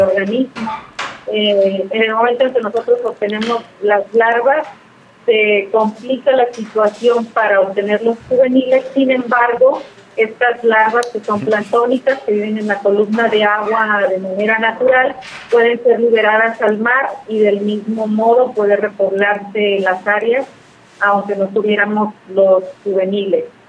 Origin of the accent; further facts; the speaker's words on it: Mexico; somos mexicanos